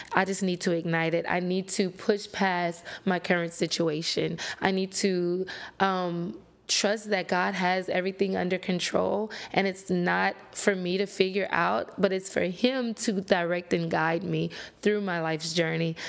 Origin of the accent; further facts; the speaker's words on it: Lafayette, Louisiana, United States; I'm from Louisiana, um, born and raised Lafayette, to be exact